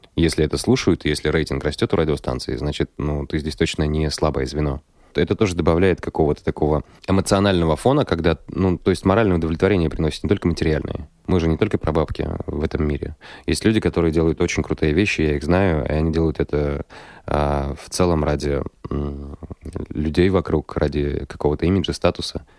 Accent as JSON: {"language": "Russian", "town": "Kirov", "region": "Kirov Oblast", "country": "Russia", "tie": "born or raised there", "said": "я родом из Кирова"}